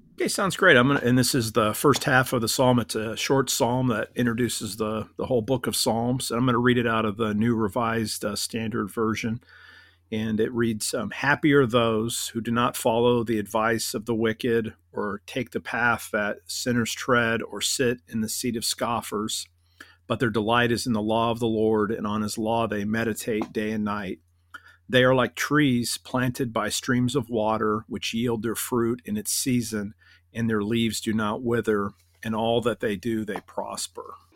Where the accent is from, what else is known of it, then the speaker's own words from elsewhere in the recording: Akron, Ohio, United States; moved away as an adult; now in Orlando, United States; I grew up in, uh, Northeast Ohio in, in Akron